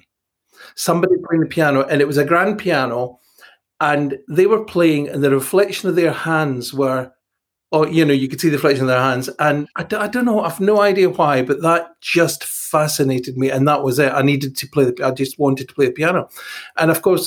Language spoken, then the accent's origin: English; Dalmellington, Scotland, United Kingdom; moved away as an adult; also born or lived in Glasgow / London; we don't call it East Ayrshire. We call, I don't know what we call it, Doon Valley, Dunmellington